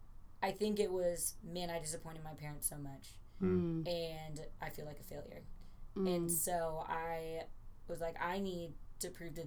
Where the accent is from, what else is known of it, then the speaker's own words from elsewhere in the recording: California, United States; now in Texas, United States; I would almost argue that everything was more Christian because I came from California to Texas.